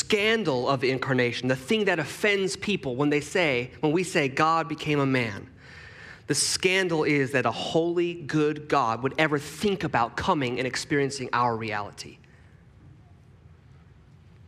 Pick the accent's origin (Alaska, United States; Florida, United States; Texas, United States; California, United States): Texas, United States; moved away; I was born in Texas